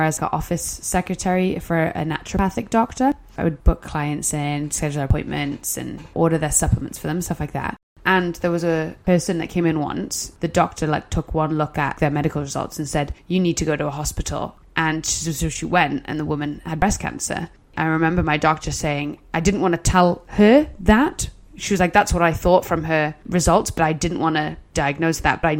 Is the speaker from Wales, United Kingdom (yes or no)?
yes; Wales, United Kingdom; I am not one of those Welsh people